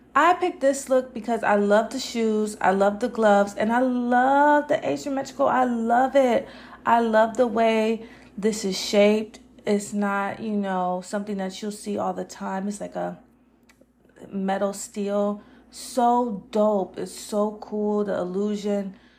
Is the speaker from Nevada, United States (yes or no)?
yes; Las Vegas, Nevada, United States; I'm from Vegas.